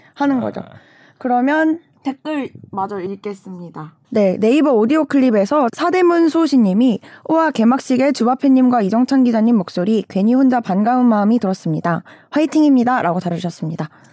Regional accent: North Jeolla, South Korea; 제 고향이 전라북도인데

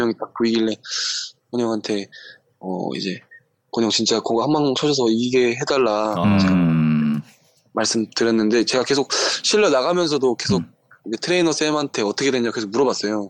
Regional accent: Suncheon, South Jeolla, South Korea; moved away as an adult; also born or lived in Busan; now in Changwon, South Korea; 순천에서 네 고등학교 때까지 계속 순천에 있다가

